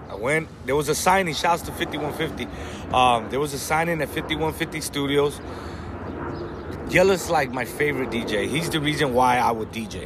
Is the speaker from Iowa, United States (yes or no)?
no; Compton, California, United States; first language Spanish; English is a second language; also born or lived in Watts, Los Angeles; I'm from Compton, but we live right here in front of the Watts Towers